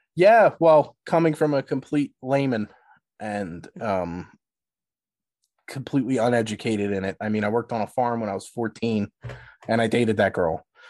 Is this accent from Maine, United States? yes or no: no; Philadelphia, Pennsylvania, United States; I'm, I'm from Philly.